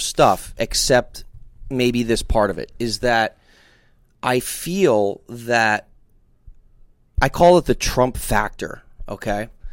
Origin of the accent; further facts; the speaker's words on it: New Jersey, United States; I'm from New Jersey